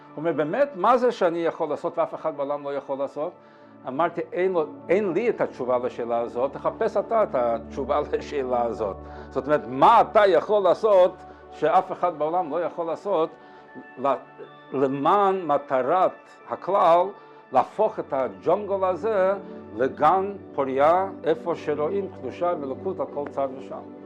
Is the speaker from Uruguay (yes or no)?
yes; Montevideo, Uruguay; אני ממונטווידאו